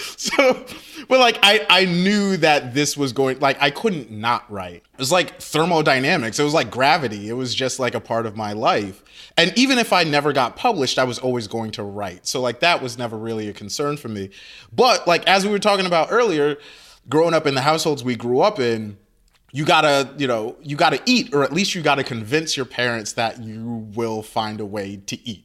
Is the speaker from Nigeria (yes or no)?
yes; Nigeria; I'm Nigerian.